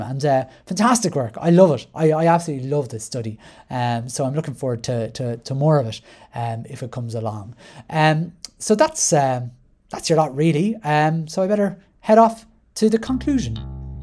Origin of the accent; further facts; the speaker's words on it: Ireland; I identify as white Irish